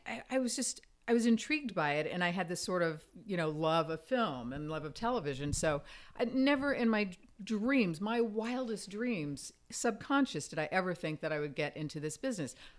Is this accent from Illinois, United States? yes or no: no; Fort Myers, Florida, United States; also born or lived in Virginia; now in Los Angeles, United States; I grew up in Fort Myers, Florida, this little tiny town